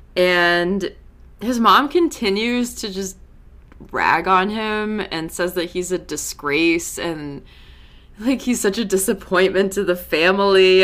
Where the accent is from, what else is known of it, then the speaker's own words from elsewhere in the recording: New England, United States; I'm from New England